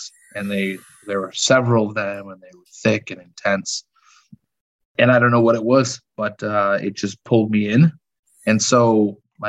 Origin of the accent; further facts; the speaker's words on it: Chicago, Illinois, United States; I was born and raised in the suburbs of Chicago, Southwest Side. Yeah, I've been here my whole life